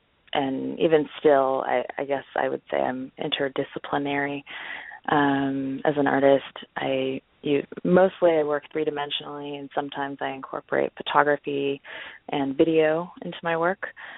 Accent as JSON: {"language": "English", "area": "Orange County", "region": "California", "country": "United States", "tie": "born or raised there", "also_born_or_lived": "San Francisco", "moved": "as an adult", "lives_now": "Los Angeles, United States", "said": "I'm from Orange County, and then I moved to San Francisco for school, and I stayed there for about 11 years"}